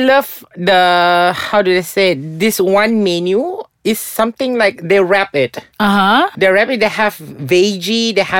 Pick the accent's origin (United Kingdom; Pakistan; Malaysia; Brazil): Malaysia